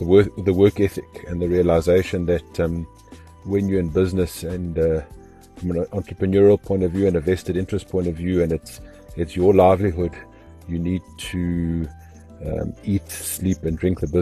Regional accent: Zimbabwe; now in South Africa; I was born in Zimbabwe and my parents had a sit-down restaurant.

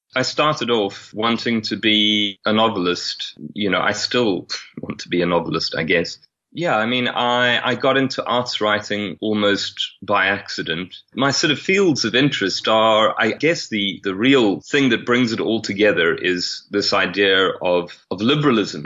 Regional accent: South Africa; moved away; also born or lived in England; being white South African coming from a, a Catholic family, but having grown up an atheist and having Irish heritage

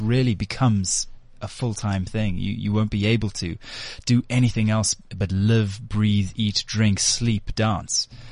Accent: South Africa; we're proudly South Africans

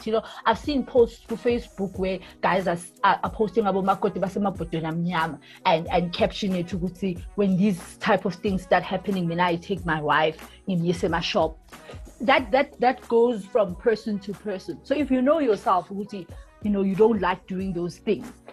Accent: Soweto, Gauteng, South Africa; a girl born and bred in Soweto

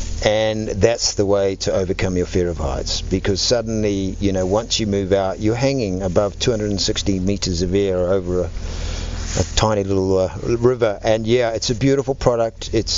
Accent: New Zealand; now in South Africa; I have to be honest, I've lived more in South Africa than I lived in New Zealand

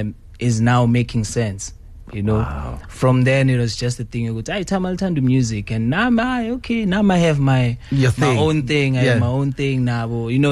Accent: Ivory Park, Gauteng, South Africa; I'm from Ivory Park. Born and raised in Ivory Park.

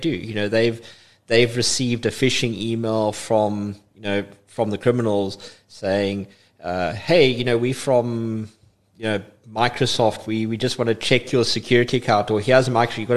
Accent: East London, London, United Kingdom; I'm I'm a East London boy. I would love to say I was born and bred in East London, but I spent most of my most of my life in East London

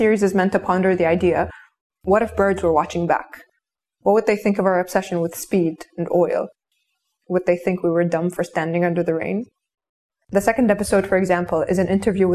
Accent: Kuwait; born or raised there

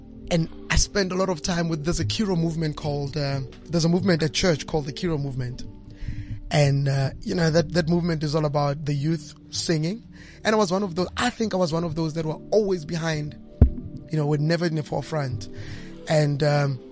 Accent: South Africa; as South African musicians

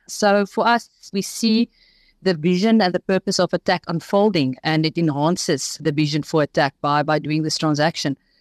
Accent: Port Shepstone, KwaZulu-Natal, South Africa; also born or lived in Pietermaritzburg; I grew up in Port Shepstone

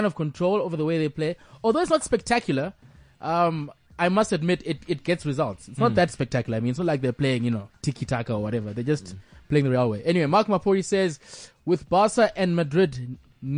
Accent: Harare, Zimbabwe; I grew up in Harare. I went to Churchill

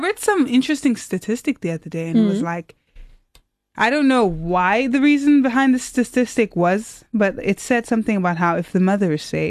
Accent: Port Elizabeth, Eastern Cape, South Africa; also born or lived in Stellenbosch; I was studying programming at the time in Port Elizabeth, my hometown, and I failed some stuff. I didn't know what to do, so I applied to Stellenbosch, not knowing what my plan was.

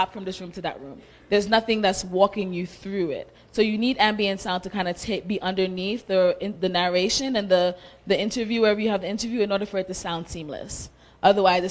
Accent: United States; also born or lived in Sierra Leone; I grew up in America all my life

